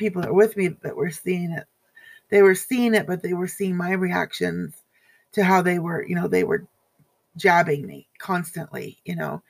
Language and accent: English; Everett, Washington, United States; moved away; I was back in my hometown of Everett, Washington, which I'll never go back to ever, ever again